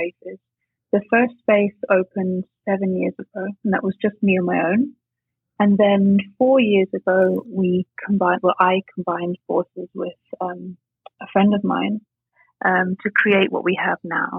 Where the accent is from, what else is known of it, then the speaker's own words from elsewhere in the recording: England, United Kingdom; moved away as an adult; also born or lived in Scotland; now in Bonn, Germany; Yeah, I was born in England, but I'm actually, believe it or not, Scottish. But I was in boarding school in England, so that's why I sound like this.